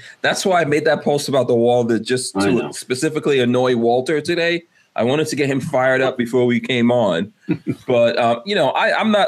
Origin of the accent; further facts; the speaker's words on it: Guyana; now in United States; I'm an immigrant, you know. I was born in Guyana, third world country